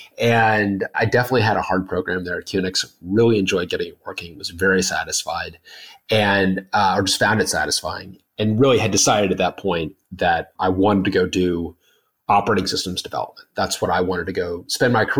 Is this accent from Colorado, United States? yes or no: yes; Denver, Colorado, United States; moved away as an adult; on the way back home to Denver, I grew up in Denver